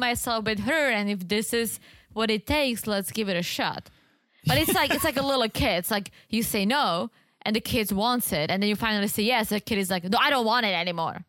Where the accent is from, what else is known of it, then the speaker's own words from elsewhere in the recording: Czechia; moved away; this one store in the Czech Republic in my hometown